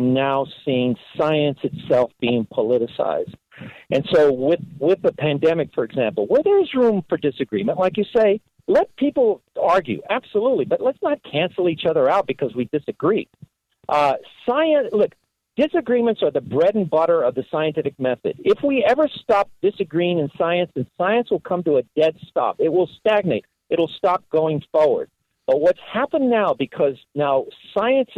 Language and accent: English; Los Angeles, California, United States; When I was a kid growing up in Los Angeles